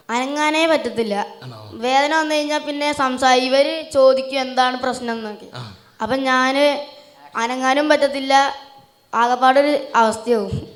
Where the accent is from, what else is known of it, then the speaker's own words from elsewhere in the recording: Kundurkunnu, Kerala, India; ഞാൻ മണ്ണാർക്കാടിനടുത്തുള്ള കുണ്ടുർക്കുന്ന് പറയുന്ന ഒരു ഗ്രാമത്തിൽ നിന്നാണ്